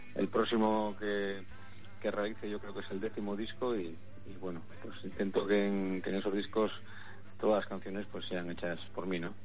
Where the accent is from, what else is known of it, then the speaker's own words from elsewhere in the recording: Cantabria, Spain; mi tierra, porque es donde he vivido, donde me, he criado